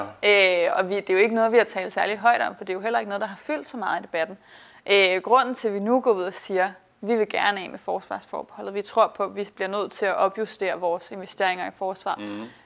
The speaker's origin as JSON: {"language": "Danish", "town": "Værløse", "region": "Capital Region of Denmark", "country": "Denmark", "tie": "born or raised there", "moved": "as an adult", "lives_now": "Brussels, Belgium", "said": "jeg voksede op i Værløse, lidt nord for København"}